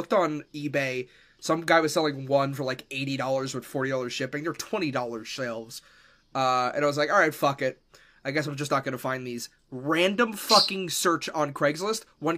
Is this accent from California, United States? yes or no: no; New York, United States; accent: New York; moved away; No, I'm from New York.